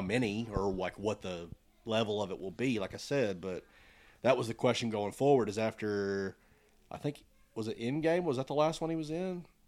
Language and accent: English; United States; we're all American